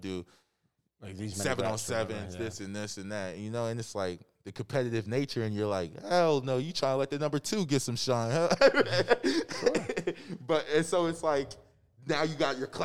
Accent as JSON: {"language": "English", "town": "Upper Darby", "region": "Pennsylvania", "country": "United States", "tie": "born or raised there", "said": "growing up in Upper Darby"}